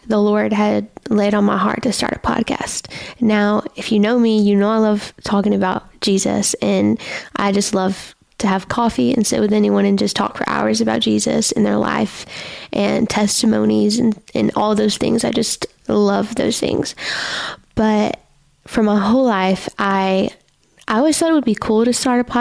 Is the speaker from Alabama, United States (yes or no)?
yes; Alabama, United States; I am from Alabama. I am Alabama, homegrown, home raised. My whole life I've been in Alabama